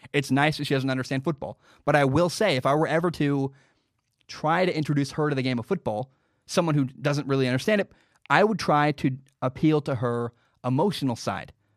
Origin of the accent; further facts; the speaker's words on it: Pacific Northwest, United States; I grew up in the Northwest